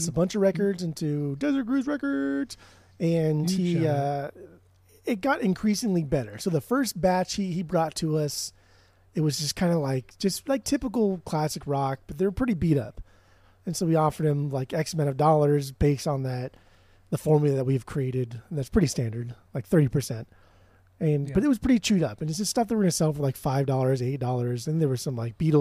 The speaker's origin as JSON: {"language": "English", "area": "Orange County", "region": "California", "country": "United States", "said": "I'm from Orange County"}